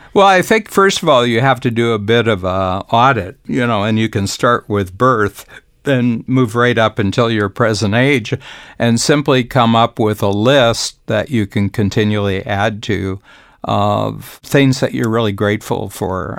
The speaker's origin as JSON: {"language": "English", "country": "United States", "tie": "born or raised there", "moved": "yes", "said": "being an American, born American, but having spent roughly about two-thirds of my life outside the United States."}